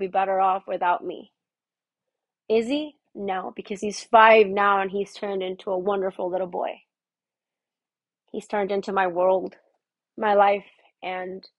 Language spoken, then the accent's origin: English; Miami, Florida, United States; moved away; I'm from Miami.